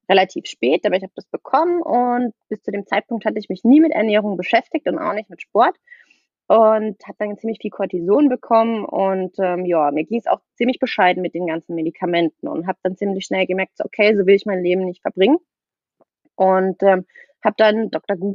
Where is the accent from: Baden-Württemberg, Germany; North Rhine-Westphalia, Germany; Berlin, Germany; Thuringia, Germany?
Baden-Württemberg, Germany; ich komme aus der Nähe von Freiburg